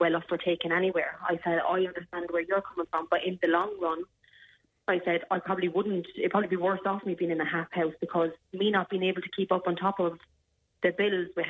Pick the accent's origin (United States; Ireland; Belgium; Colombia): Ireland; Clonmel, Tipperary; moved away as an adult; also born or lived in Wales; I'm from Clonmel